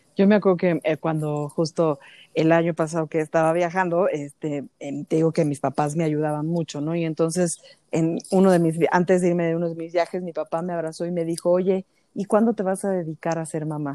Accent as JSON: {"language": "Spanish", "country": "Mexico", "said": "como mujeres y más como mujeres mexicanas"}